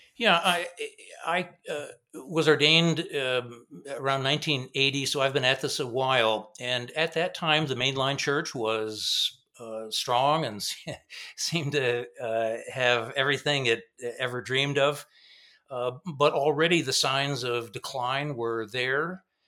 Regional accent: Grand Rapids, Michigan, United States; also born or lived in Zurich, Switzerland; I grew up in Grand Rapids

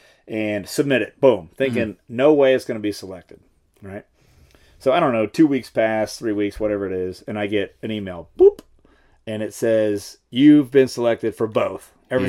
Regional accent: Dallas, Texas, United States; Not from San Antonio, but from Dallas area.

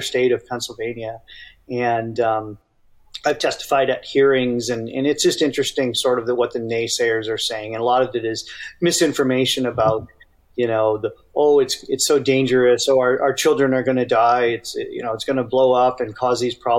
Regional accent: Waterloo, Ontario, Canada; moved away as an adult; also born or lived in Urbana-Champaign, Illinois; now in Arizona, United States; My hometown is Waterloo

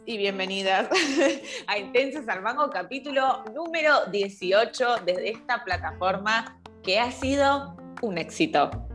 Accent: Argentina; yo me encuentro en Argentina, pues soy argentina, volví a Argentina a vivir

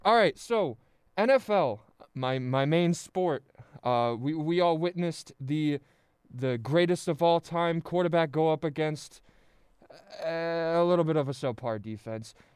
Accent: central New Jersey, United States; I, I grew up in New Jersey, central New Jersey

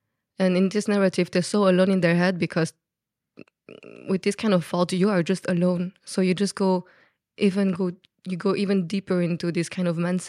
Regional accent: Belgium; accent: Belgian French; first language French; English is a second language; So my accent come from Belgium, but I am a French speaker person, so I speak French.

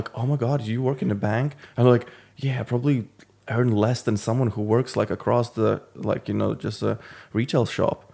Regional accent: Latvia; moved away as an adult; now in London, United Kingdom; originally I'm from Latvia

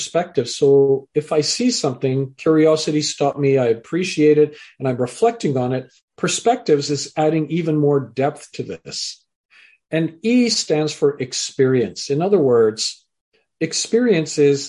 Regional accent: Canada; also born or lived in England; I was born in England, raised in Canada

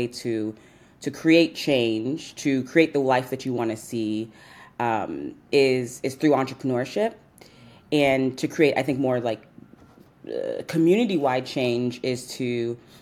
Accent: New York City, New York, United States; I'm from New York, born and raised here to Nigerian parents. I'm from Southeast Queens

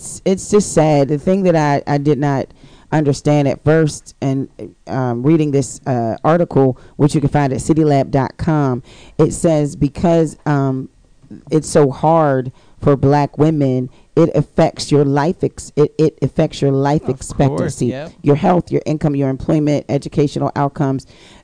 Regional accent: Pittsburgh, Pennsylvania, United States; moved away; also born or lived in Baltimore; So now I have to plan on moving again. When I want to make it work in my hometown.

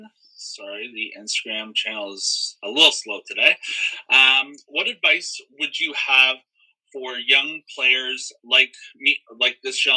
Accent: Toronto, Ontario, Canada; also born or lived in Whitby; I grew up in Toronto. I now just live east of the city, in Whitby.

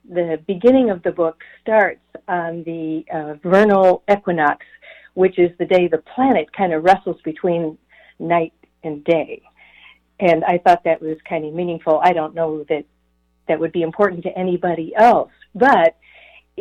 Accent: Evanston, Illinois, United States; I was born and raised in Evanston, Illinois, which is the first suburb north of Chicago

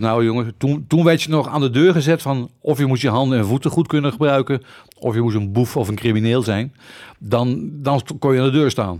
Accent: Utrecht, Netherlands; ik ben een geboren Utrechter.

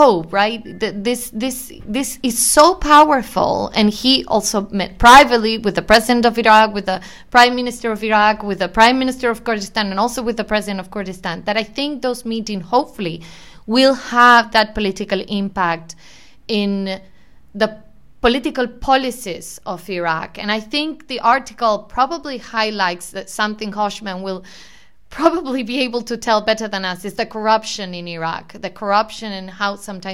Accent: Argentina; I'm being from Argentina

